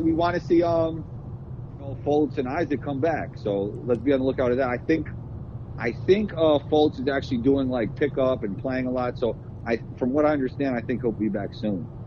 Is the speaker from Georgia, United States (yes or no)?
no; New York City, New York, United States; the mentality of New York City growing up in it